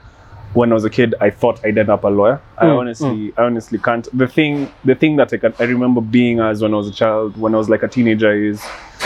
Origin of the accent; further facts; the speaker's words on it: Nairobi, Kenya; I grew up in South Sea, and like that's the most free, expressive environment you can be in.